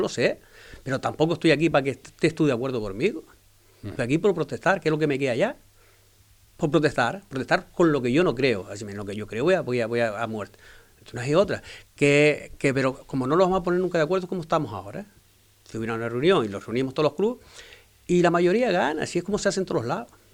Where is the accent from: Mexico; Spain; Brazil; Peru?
Spain; Fuerteventura, Canary Islands; soy majorero de pura cepa